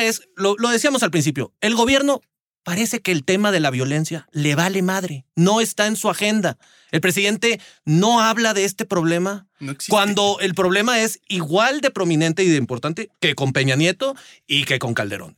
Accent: Monterrey area, Nuevo León, Mexico; mi pueblo

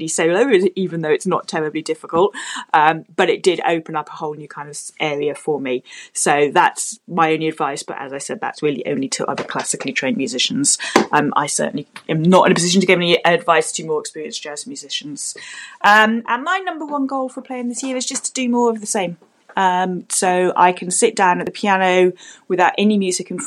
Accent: London, United Kingdom; I am from London in the UK

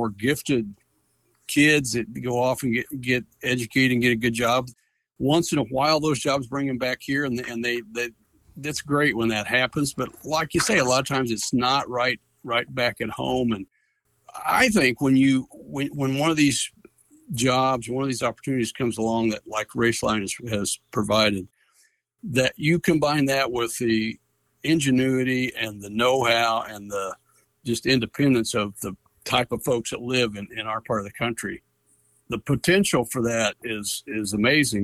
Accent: Caldwell County, North Missouri, United States; now in DeKalb County, Missouri, United States; I grew up in Caldwell County, which is not far away, another North Missouri county, but I came here in 1980

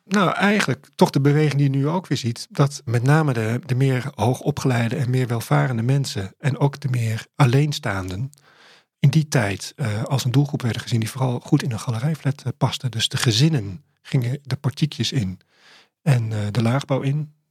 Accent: Amsterdam, North Holland, Netherlands; toen ik daar opgroeide, was het de meest gewilde wijk van eh, Amsterdam.

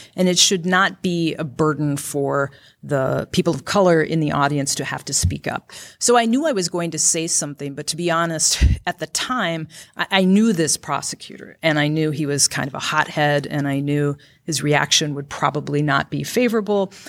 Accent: Grand Rapids, Minnesota, United States; also born or lived in Benson, Minnesota; my parents divorced when I was about two or three, and my mom and I moved up to Grand Rapids, Minnesota

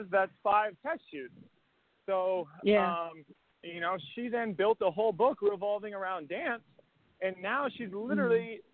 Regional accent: Massachusetts, United States; I'm from Massachusetts

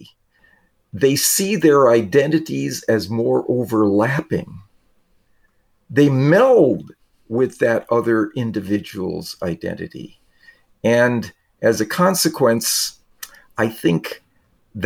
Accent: Wisconsin, United States; I grew up in Wisconsin

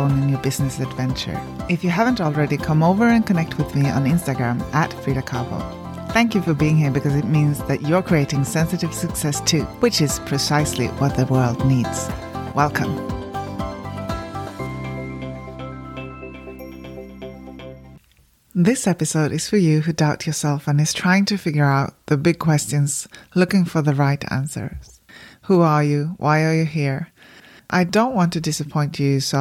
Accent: Sweden; moved away as an adult; now in New Zealand; I grew up in Sweden, one of the least religious countries in the world

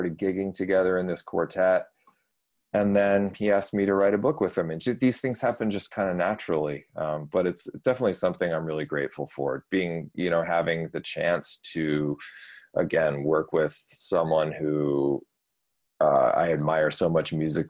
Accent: Michigan, United States; moved away as an adult; also born or lived in Texas / Paris, France; I grew up in Michigan

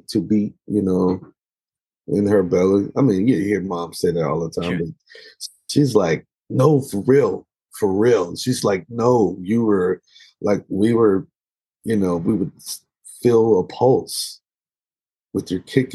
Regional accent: Dallas, Texas, United States; we grew up in the Black church and in the southern part of the States, in Texas, in Dallas, Texas

